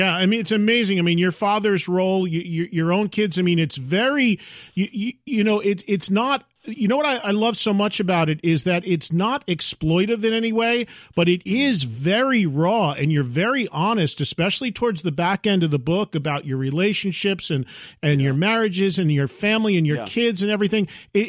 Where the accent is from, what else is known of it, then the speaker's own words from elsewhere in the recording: New Jersey, United States; Now I'm from New Jersey, not from Chicago